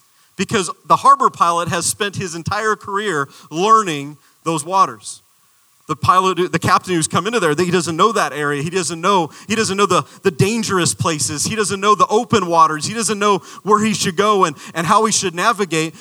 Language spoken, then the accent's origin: English; Arizona, United States; I'm from the desert. I'm a desert boy. I'm from Arizona.